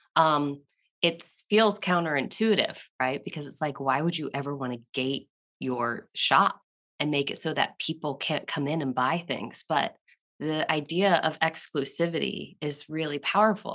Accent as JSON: {"language": "English", "region": "Southeast", "country": "United States", "tie": "born or raised there", "said": "I grew up in the Southeast"}